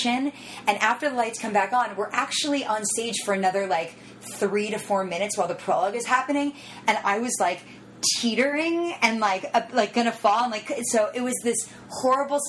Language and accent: English; Miami, Florida, United States; I grew up in Miami.